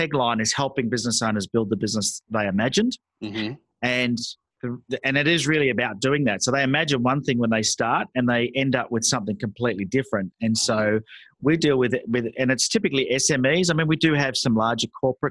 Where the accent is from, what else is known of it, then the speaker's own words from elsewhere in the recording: Sydney, New South Wales, Australia; I was born in Sydney, Australia. My parents were from England, so I'm first generation here